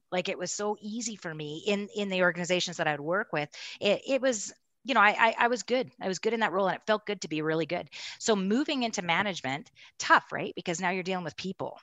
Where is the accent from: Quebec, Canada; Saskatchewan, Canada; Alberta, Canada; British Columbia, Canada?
British Columbia, Canada; Castlegar; moved away as an adult; also born or lived in Kelowna, British Columbia; now in Calgary, Canada; we moved from Castlegar, B C, and the Kootenays to, uh, Kelowna